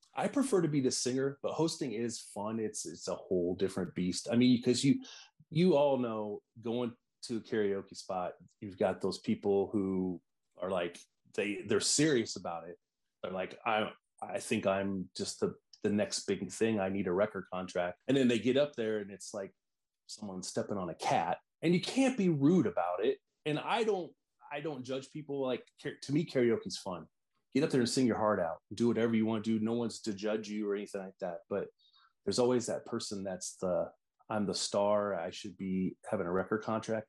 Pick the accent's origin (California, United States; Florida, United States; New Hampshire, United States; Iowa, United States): Iowa, United States; also born or lived in Des Moines; I'm from Iowa, so the Iowa State Fair is huge in where I live in Des Moines